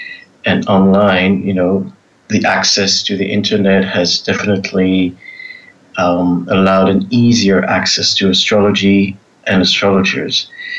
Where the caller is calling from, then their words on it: Israel; Well, I'm in Israel at the moment. So we're on evening hours and happy to participate.